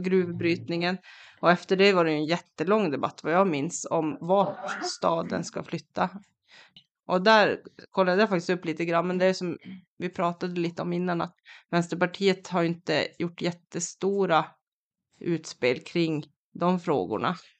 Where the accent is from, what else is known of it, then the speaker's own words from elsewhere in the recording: Kiruna, Norrbotten County, Sweden; moved away as an adult; jag är ju från Kiruna själv, men jag flyttade därifrån tjugohundraelva